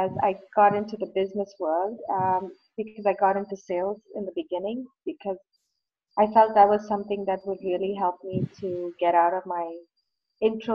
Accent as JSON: {"language": "English", "town": "Bangalore", "region": "Karnataka", "country": "India", "tie": "born or raised there", "moved": "yes", "lives_now": "Toronto, Canada", "said": "I was born in India, in a city in the southern part of India called Bangalore"}